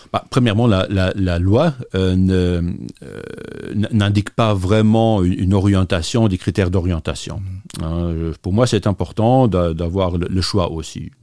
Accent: Differdange, Esch-sur-Alzette, Luxembourg; comme j'ai grandi à Differdange, pour moi, le multilinguisme ne se limitait pas euh, à euh, aux, langues officielles du, pays

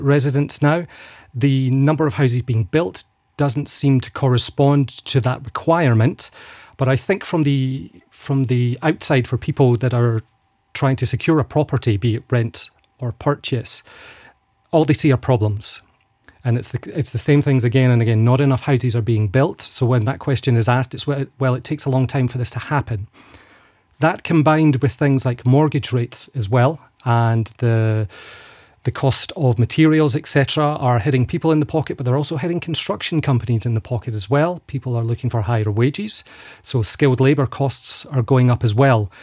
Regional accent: Falkirk, Scotland, United Kingdom; now in Luxembourg; I'm from Falkirk in central Scotland.

